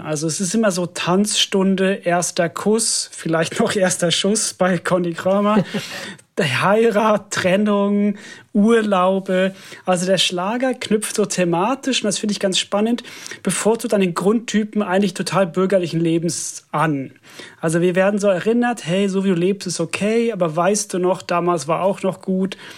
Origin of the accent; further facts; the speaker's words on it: Finland; German is a second language; moved away; ich komme ja aus Finnland